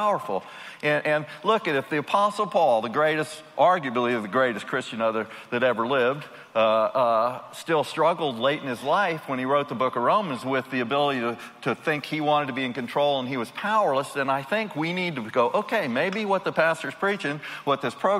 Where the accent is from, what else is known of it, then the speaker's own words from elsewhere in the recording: Washington, District of Columbia, United States; I grew up in Washington, D.C.